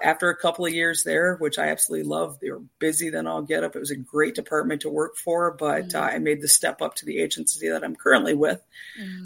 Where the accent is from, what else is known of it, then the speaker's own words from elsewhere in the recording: Canada; moved away as an adult; now in United States; I'm originally from Canada